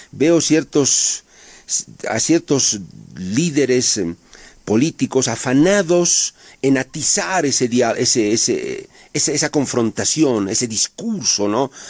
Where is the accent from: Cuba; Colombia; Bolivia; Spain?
Bolivia; Yo como boliviano